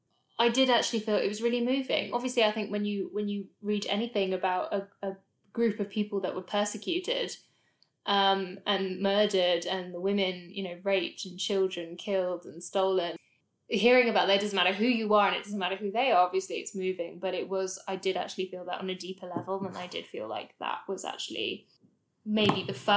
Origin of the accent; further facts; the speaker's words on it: United Kingdom; I'm very proud to be British Indian, and I enjoy, you know, taking pride in being British